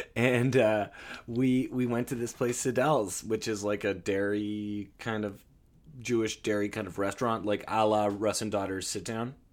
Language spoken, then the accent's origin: English; Toronto, Ontario, Canada; we're from Toronto